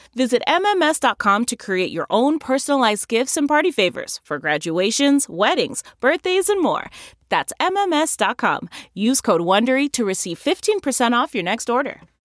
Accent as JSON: {"language": "English", "town": "St. Petersburg", "region": "Florida", "country": "United States", "tie": "born or raised there", "said": "I grew up in Saint Petersburg"}